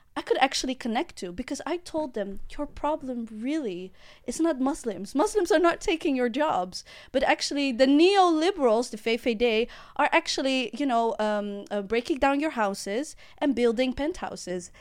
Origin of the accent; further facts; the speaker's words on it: The Hague, South Holland, Netherlands; I'm from The Hague